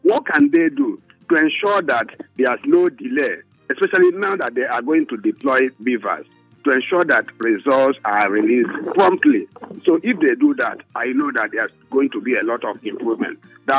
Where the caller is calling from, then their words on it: Ijagamo, Lagos, Nigeria; I'm calling you from Ijagamo.